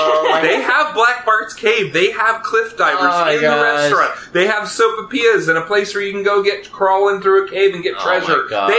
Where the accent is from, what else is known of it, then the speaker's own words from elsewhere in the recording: Colorado, United States; I grew up in Colorado